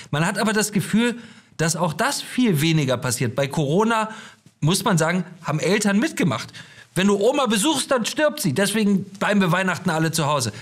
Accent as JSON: {"language": "German", "country": "Germany", "said": "wir als Deutsche"}